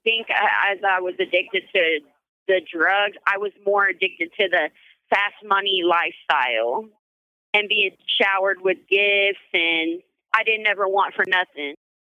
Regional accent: Springfield, Missouri, United States; Springfield, Missouri.

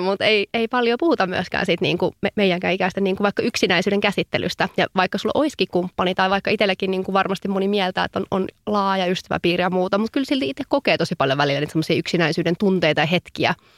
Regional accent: Savo, Finland; now in Helsinki, Finland; mä oon savolainen höpöttäjä

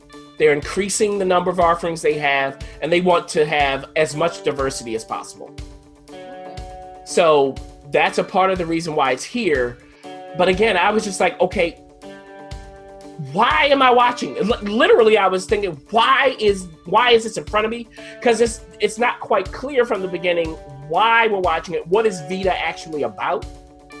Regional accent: New York City, New York, United States; as a New Yorker

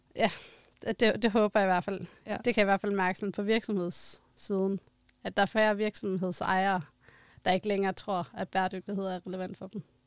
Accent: Denmark; vi som danskere

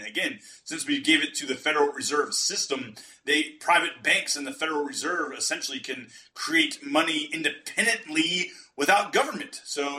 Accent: United States; as an American

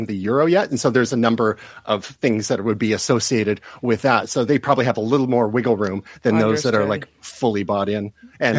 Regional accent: Canada; I'm from Canada

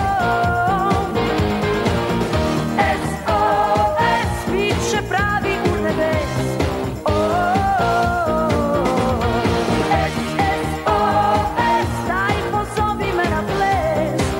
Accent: Bosnia & Herzegovina; I'm from Bosnia and I'm a strong woman

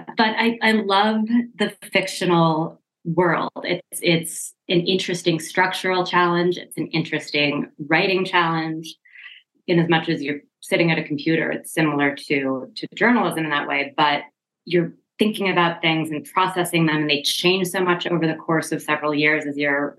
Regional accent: Seattle, Washington, United States; I grew up in Seattle, Washington.

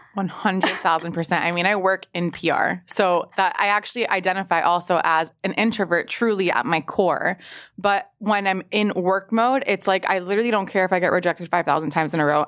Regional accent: Miami, Florida, United States; now in New York, United States; I'm from Miami

